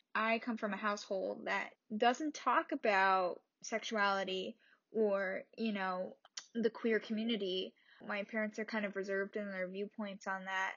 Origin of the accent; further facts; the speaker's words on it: New Jersey, United States; I am from New Jersey, a little town in New Jersey